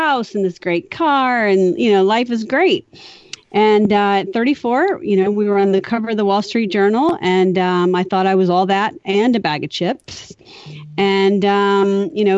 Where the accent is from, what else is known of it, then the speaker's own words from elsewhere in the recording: southern Louisiana, United States; I was raised in southern Louisiana by really scrappy parents